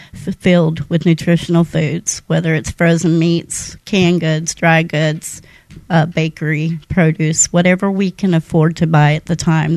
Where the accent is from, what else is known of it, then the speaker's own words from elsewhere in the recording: San Jose, California, United States; born there; now in Mobile, United States; I am originally from California.